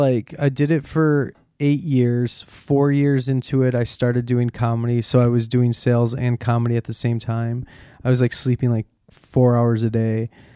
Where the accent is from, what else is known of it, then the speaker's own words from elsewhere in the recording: Chicago, Illinois, United States; moved away as an adult; also born or lived in New York; now in Los Angeles, United States; I grew up on Foster and Western.